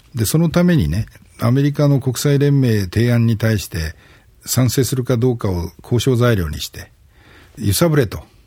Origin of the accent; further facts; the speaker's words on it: Japan; 60越したような都市格好の僕の世代の日本人ね